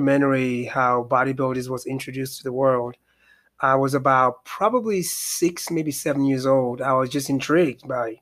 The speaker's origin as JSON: {"language": "English", "country": "Nigeria", "tie": "born or raised there", "moved": "yes", "said": "I'm originally from Nigeria, West Africa."}